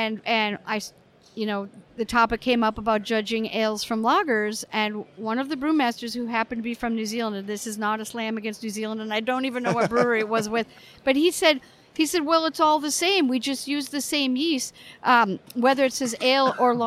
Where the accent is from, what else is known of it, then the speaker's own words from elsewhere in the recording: United States; as an American